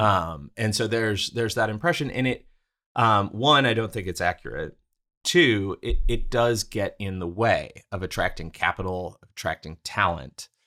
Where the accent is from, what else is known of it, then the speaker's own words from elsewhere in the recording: Houston, Texas, United States; moved away as an adult; also born or lived in Brooklyn, New York; my hometown of Houston